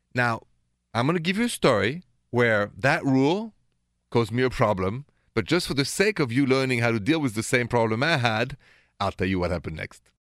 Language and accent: English; Paris, Île-de-France, France; accent: French; English is a second language; moved away; my accent is French, straight from Paris